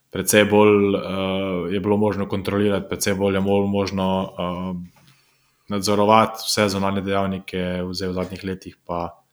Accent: Slovenia

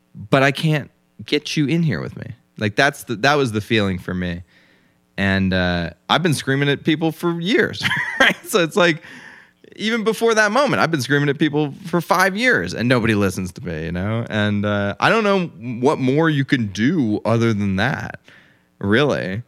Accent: United States; I was born in America, and my father was a prominent lawyer

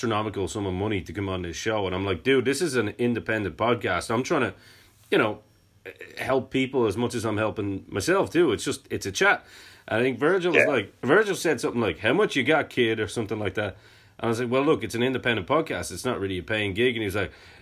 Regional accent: Ireland; being Irish as well

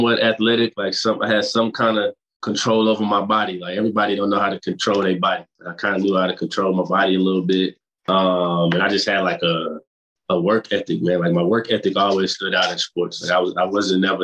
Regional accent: Fort Worth, Texas, United States; I'm from Fort Worth, Texas

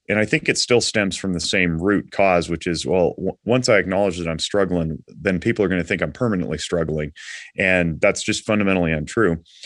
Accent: Nevada, United States; also born or lived in Reno, Nevada; I am from Nevada, I'm fifth generation

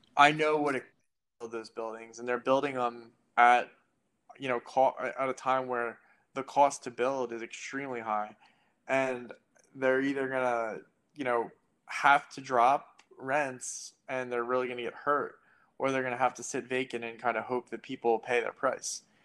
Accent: United States; moved away as an adult; now in Philadelphia, United States; I grew up an hour outside of Philly

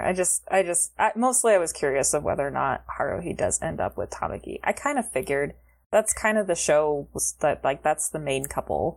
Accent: United States; I'm American

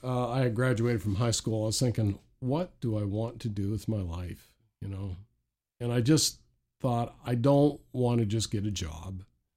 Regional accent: Saint John, New Brunswick, Canada; now in Chatham, Canada; I was from St. John, New Brunswick. And so Chatham, Ontario is about 1,000 or 1,200 miles from New Brunswick to Ontario.

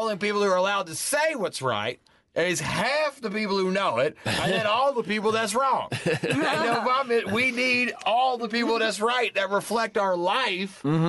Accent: Alabama, United States; moved away; also born or lived in Atlanta, Georgia; I'm born in Alabama. I went to high school and college in Atlanta, though.

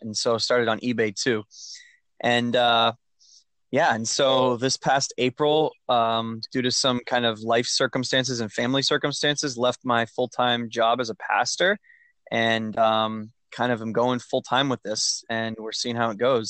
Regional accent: Maine, United States; I'm from Maine

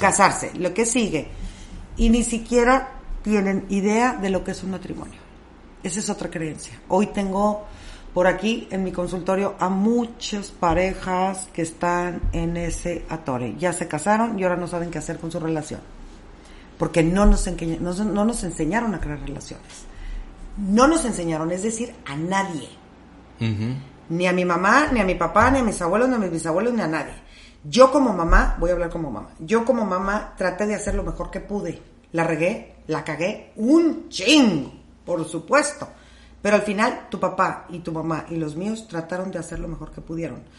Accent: Monterrey, Nuevo León, Mexico; hoy somos de Monterrey

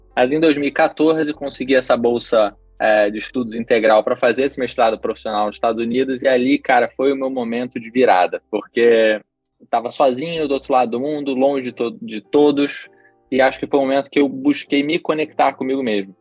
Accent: Rio de Janeiro, Brazil; also born or lived in Chicago, United States; sou carioca, né? Mas nessa época ainda morava no Rio

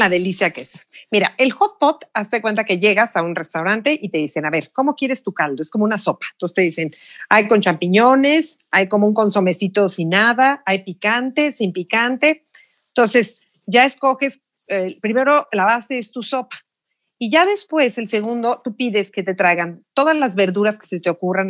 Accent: Mexico; moved away as an adult; also born or lived in Beijing; soy de México

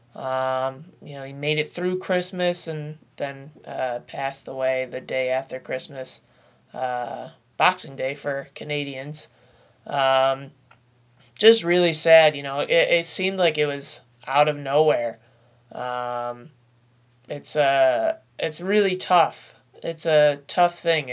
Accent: upstate New York, United States; being a New Yorker myself, uh, an upstate New Yorker

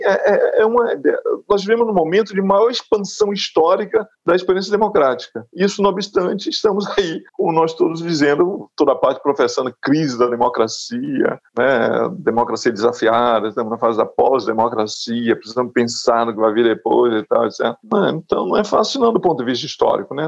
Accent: Rome, Lazio, Italy; moved away; Em Roma ainda tem as plaquinhas lá em toda parte em Roma, que foi onde eu cresci

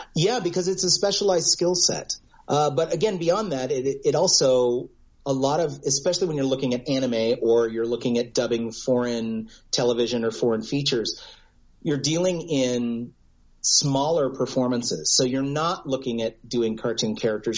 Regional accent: United States

